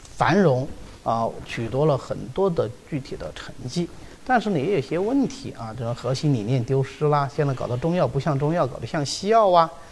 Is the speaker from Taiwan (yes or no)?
no; China; 我们中国人